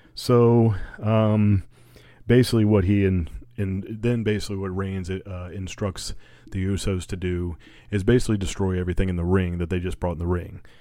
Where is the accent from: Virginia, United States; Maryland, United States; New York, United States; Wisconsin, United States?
Virginia, United States; I'm from Virginia